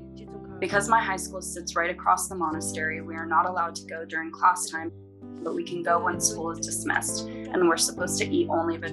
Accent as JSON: {"language": "English", "area": "Serthar", "region": "Sichuan", "country": "China", "said": "I attend high school in a Tibetan autonomous prefecture, so we're allowed to go to the monastery on that day. Because I'm from Sirta."}